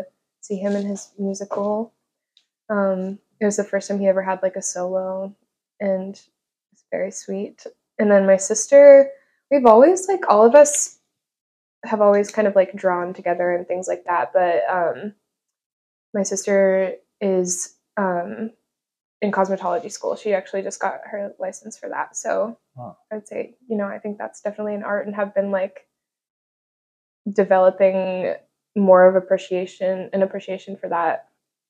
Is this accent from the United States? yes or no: yes; Pittsburgh, Pennsylvania, United States; moved away; I'm from Pittsburgh, Pennsylvania